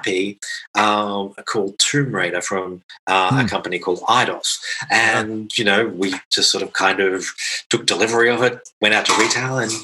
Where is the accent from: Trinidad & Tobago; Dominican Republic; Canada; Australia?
Australia; now in Krakow, Poland; I come from Australia originally